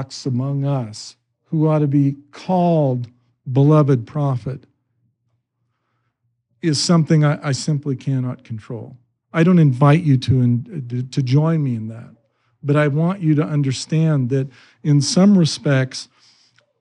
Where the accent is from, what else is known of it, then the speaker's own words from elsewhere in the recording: Idaho, United States; I grew up in Idaho